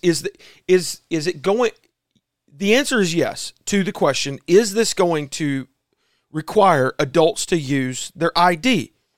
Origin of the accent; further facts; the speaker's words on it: South Carolina, United States; as an American and as a South Carolinian